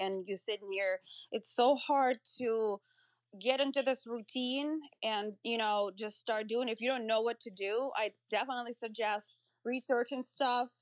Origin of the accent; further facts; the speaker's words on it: Moscow, Russia; moved away as an adult; now in United States; I grew up in Russia, in Moscow, um, and I came to the U S, um, when I was nineteen